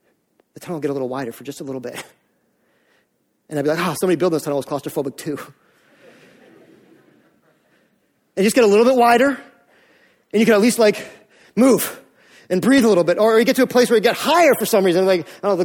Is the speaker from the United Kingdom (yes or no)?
no; Canada; also born or lived in Maine; we're Canadian